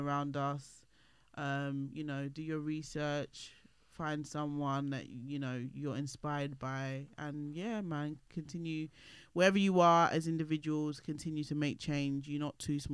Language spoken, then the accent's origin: English; London, United Kingdom; moved away; I went back to my old, where I grew up in East London